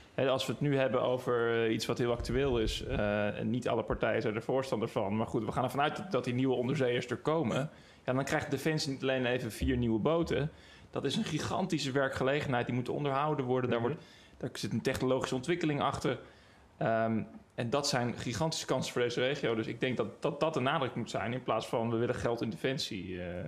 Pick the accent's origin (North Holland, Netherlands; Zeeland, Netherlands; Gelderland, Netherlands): North Holland, Netherlands; Den Helder; ik kom uit Den Helder